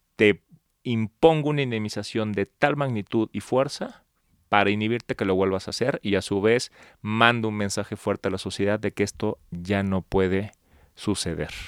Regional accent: Palenque, Chiapas, Mexico; now in Mexico City, Mexico; yo nací en Palenque, Chiapas, sin embargo, llevo viviendo en la Ciudad de México 23 años, ya soy chilango de Hueso Colorado

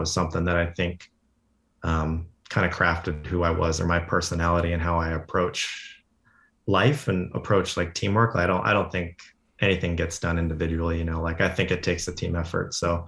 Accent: Denver, Colorado, United States; So, I came from, I grew up mostly outside of Denver, like in the suburbs.

